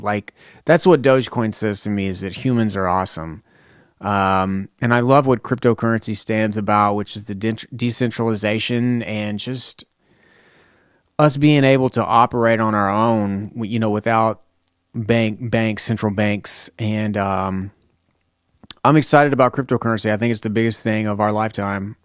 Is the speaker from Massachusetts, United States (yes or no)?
no; Lebanon, Tennessee, United States; I'm from Lebanon, Tennessee